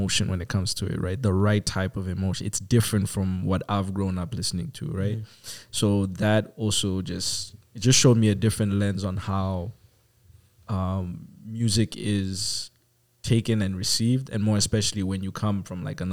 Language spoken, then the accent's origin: English; Botswana; From Botswana, Southern Africa.